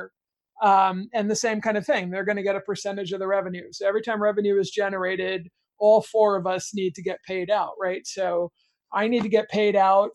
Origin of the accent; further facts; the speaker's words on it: United States; I'm an American kid